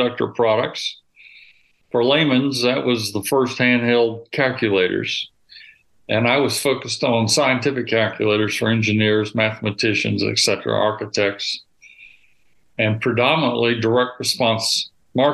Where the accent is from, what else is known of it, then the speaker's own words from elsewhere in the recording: Foley, Alabama, United States; I grew up in South Alabama, L.A., in a little town called Foley, Alabama, 10 miles from Gulf Shores.